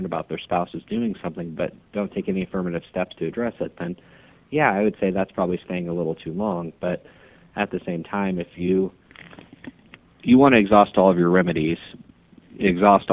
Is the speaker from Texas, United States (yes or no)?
no; Omaha, Nebraska, United States; moved away as an adult; now in Kansas City, United States; I'm originally from Omaha. So born and raised in Omaha, went to Ralston High School